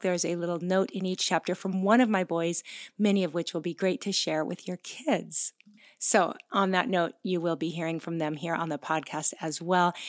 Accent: Pacific Northwest, United States; moved away as an adult; now in Oahu, Hawaii, United States; we are both originally from the Pacific Northwest, but we moved to Hawaii twenty-two years ago

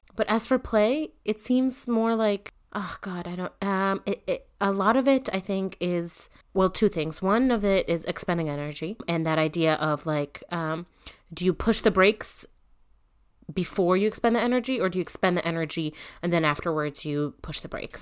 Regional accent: Northeast, United States; I'm from the Northeast

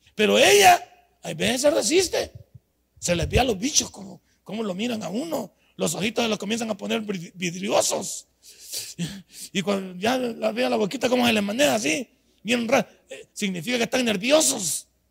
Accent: El Salvador; moved away as an adult; also born or lived in United States; en mi país yo he hecho 25 materias en la Universidad Nacional

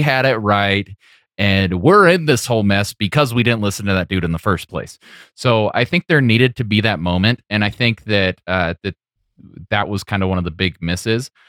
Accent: California, United States; growing up in this, in this area

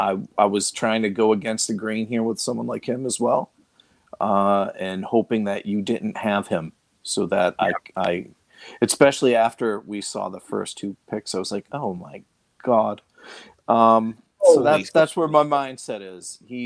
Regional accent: Boston, Massachusetts, United States; accent: Boston; there's my Boston accent

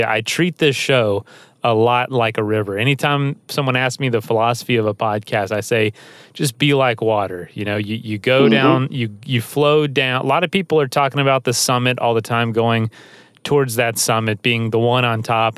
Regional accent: the South, United States; I'm from the South

